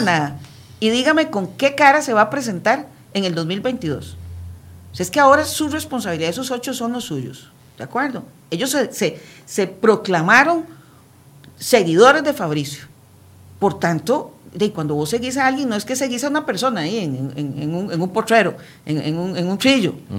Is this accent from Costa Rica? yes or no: yes; Costa Rica